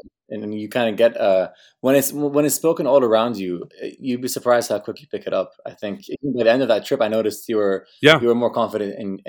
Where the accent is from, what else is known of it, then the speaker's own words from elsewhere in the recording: Saudi Arabia; Originally Palestinian, so I'm a third culture kid through and through. But obviously, growing up in Saudi Arabia, having that be a part of who I am.